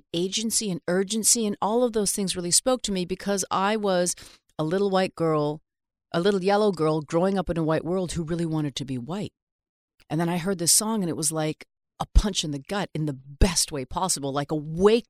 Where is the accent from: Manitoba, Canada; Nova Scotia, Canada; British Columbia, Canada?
British Columbia, Canada; Vancouver; now in New York, United States; born and raised in Vancouver.